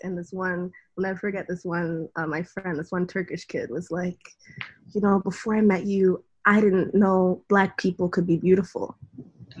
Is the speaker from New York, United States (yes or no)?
yes; New York City, New York, United States; also born or lived in Greenwich, Connecticut; the area where I grew up in the Bronx